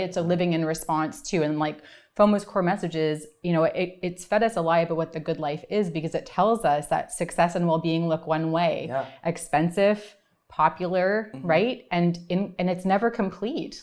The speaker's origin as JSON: {"language": "English", "town": "Vancouver", "region": "British Columbia", "country": "Canada", "also_born_or_lived": "Toronto", "said": "I am from Vancouver"}